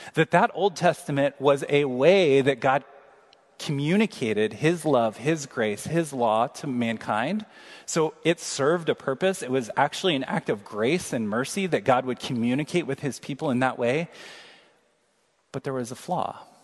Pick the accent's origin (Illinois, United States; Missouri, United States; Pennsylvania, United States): Missouri, United States; Kansas City; moved away; we just traveled back to my hometown, Kansas City, for uh, first cousin's wedding this weekend